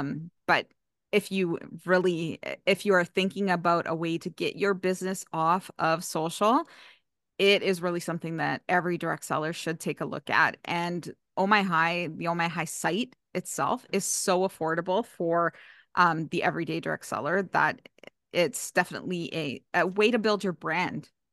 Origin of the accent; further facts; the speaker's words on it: Canada; I'm from Canada